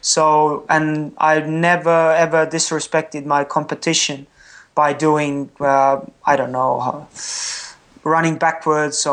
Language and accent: English; Estonia; first language Estonian; English is a second language; my native tongue is not English, it's Estonian